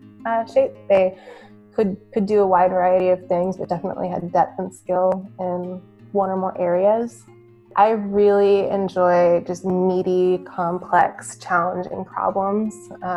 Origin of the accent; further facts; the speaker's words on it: Midwest, United States; You know, I grew up in the Midwest, where as a UX professional, you definitely have to do a little bit of everything.